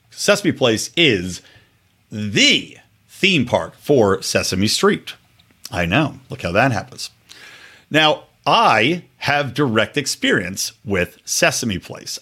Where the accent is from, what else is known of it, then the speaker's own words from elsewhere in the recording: Yardley, Pennsylvania, United States; I grew up in Yardley, Pennsylvania